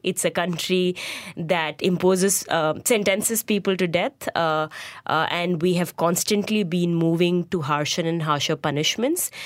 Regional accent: Lucknow, Uttar Pradesh, India; moved away as an adult; also born or lived in Bangalore; I went back to my hometown in Lucknow

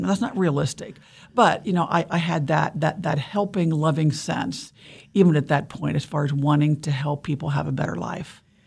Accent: Ohio, United States; moved away as an adult; also born or lived in Pennsylvania; now in Kansas, United States; I was born in Pennsylvania and grew up in Ohio, but I've been in Kansas since I was twenty-one, so this is my home

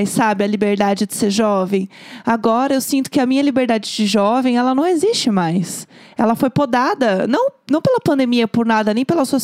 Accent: São Paulo, Brazil; Eu tenho, como eu sou de São Paulo, pra mim é muito claro que as pessoas sabem que rola

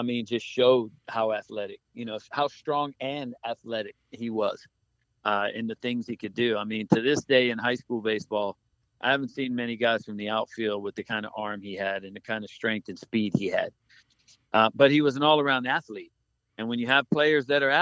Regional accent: Key West, Florida, United States; we grew up in Key West

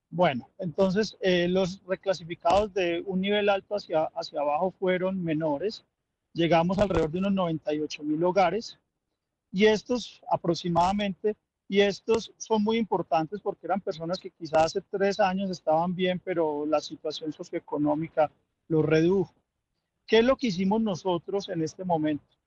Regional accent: Colombia; los colombianos

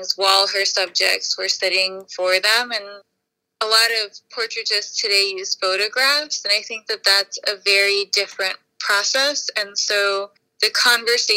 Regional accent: New York City, New York, United States; I was born in Queens, and I grew up here

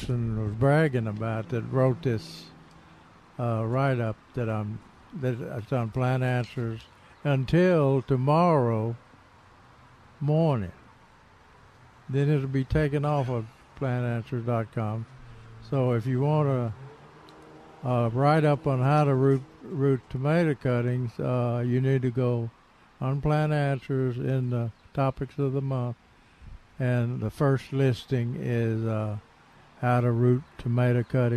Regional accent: Tennessee, United States; moved away; I was driving in Tennessee, right outside my hometown

